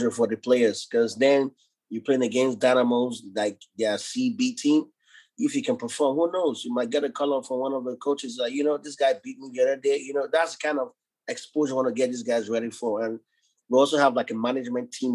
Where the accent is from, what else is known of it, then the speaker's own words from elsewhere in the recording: Nigeria; now in United States; growing up in Africa, a lot of obstacles I faced